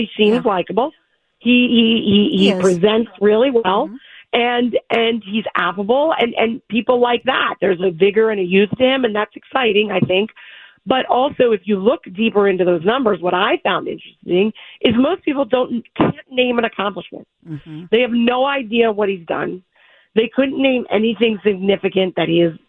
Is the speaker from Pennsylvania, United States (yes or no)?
yes; Philadelphia, Pennsylvania, United States; I'm from Philadelphia